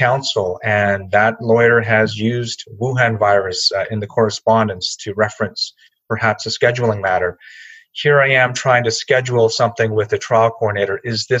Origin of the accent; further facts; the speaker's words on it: Canada; not easy, I think, especially for many of us as Asian Canadian lawyers, because it really goes to the heart of who we are as people.